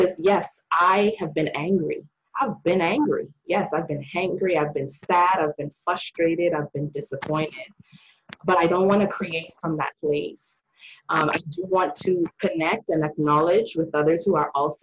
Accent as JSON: {"language": "English", "country": "Bahamas", "tie": "born or raised there", "said": "When I was growing up in the Bahamas, my mom, she was a school teacher."}